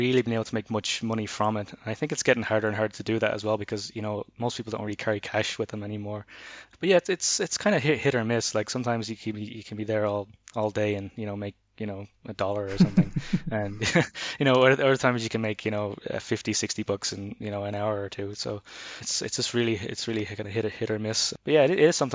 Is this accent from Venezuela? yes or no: no; Ireland; moved away; also born or lived in Berlin; growing up in Ireland